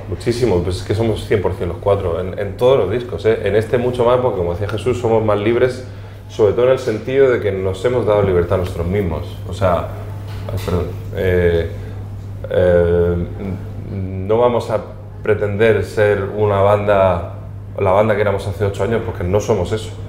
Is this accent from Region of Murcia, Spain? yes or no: yes; Region of Murcia, Spain; como murcianos que somos, quien más, quien menos, tenemos una conexión especial con con el Mar Menor